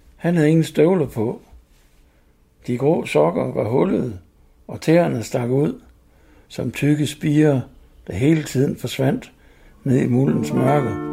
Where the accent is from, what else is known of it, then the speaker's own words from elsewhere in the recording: Mors, North Denmark Region, Denmark; Jeg voksede op over på Mors